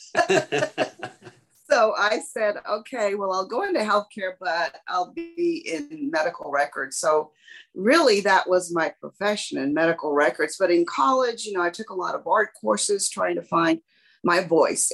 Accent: San Antonio, Texas, United States; as a child growing up in San Antonio, uh, Hispanic

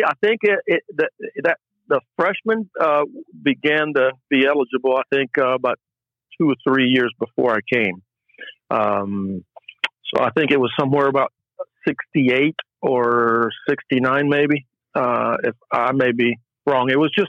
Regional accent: Puerto Rico; Oh yeah. Yeah. We came every summer.

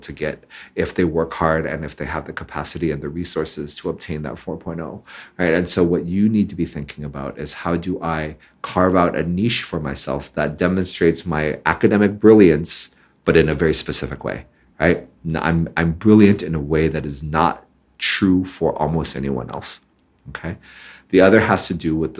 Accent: Hong Kong; when I was growing up in Hong Kong

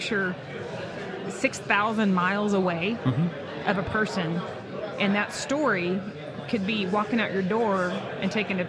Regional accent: United States; I was born in America. My parents got me through school. I've raised my kids here.

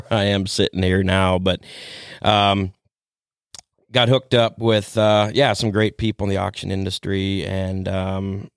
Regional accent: Millersburg, Ohio, United States; now in Shipshewana, Indiana, United States; I grew up in Holmes County, Ohio, over by Millersburg

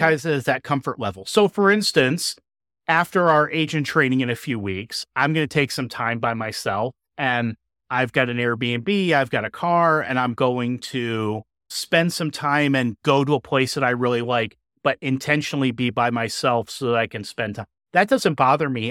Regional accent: Indiana, United States; with the same group of teachers from my hometown in Indiana

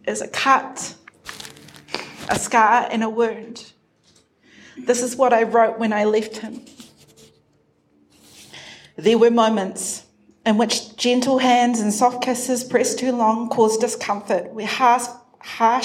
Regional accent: Auckland, New Zealand; first language English; I grew up in Tamaki Makaurau, an urbanized Samoan, Chinese, Māori, Irish girl

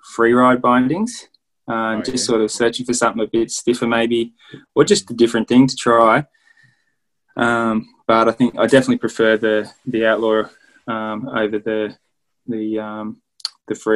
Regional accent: Queanbeyan, New South Wales, Australia; also born or lived in Canberra; in my hometown of Queanbeyan

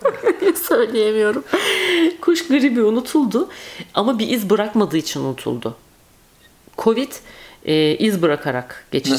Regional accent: Turkey; biz Türkler

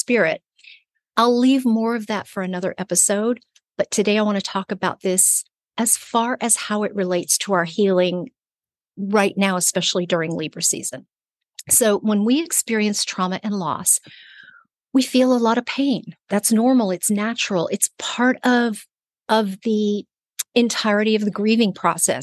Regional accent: Burbank, California, United States; moved away; I am recording this from my hometown, from Burbank, California

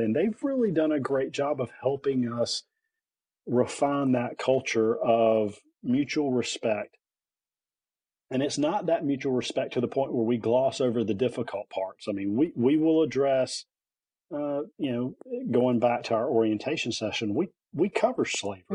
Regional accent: Lillington, North Carolina, United States; also born or lived in Wilmington, North Carolina / Wake County, North Carolina; I grew up here, born and raised in North Carolina

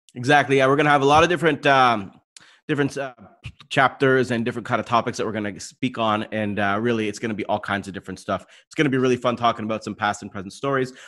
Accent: London, Ontario, Canada; I'm from London

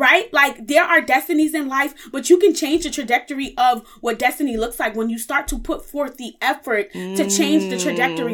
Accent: New York City, New York, United States; I was born and raised in the Bronx, New York

